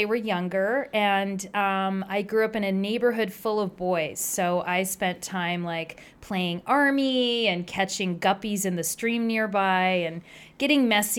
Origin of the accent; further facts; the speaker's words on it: Princeton, New Jersey, United States; also born or lived in Hackettstown, New Jersey; So I grew up in New Jersey